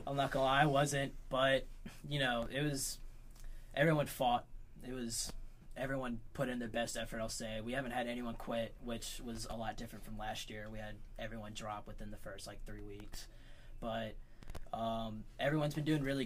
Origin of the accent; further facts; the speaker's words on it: Suffolk, Virginia, United States; I'm from Suffolk, Virginia.